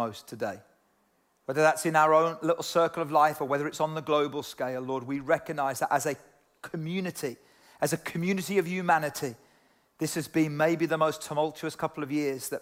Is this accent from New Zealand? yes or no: no; United Kingdom; I'm British and kind of proud to be British sometimes